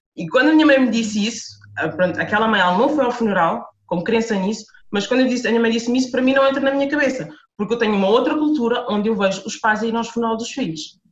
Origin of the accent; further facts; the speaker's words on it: Lisbon, Portugal; moved away as an adult; also born or lived in Amadora / France; eu sou de Lisboa, nasci e cresci em Lisboa, uh, morei a maior parte da minha vida eh, na Amadora